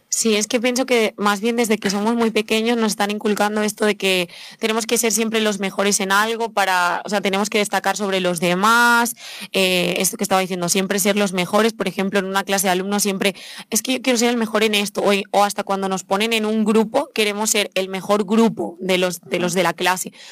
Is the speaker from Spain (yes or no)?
yes; Spain; yo misma soy española